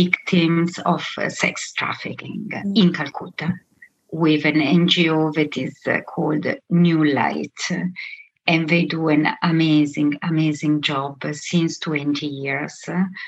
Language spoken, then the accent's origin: English; Milan, Lombardy, Italy; moved away as an adult; also born or lived in Venezuela; I come from Milan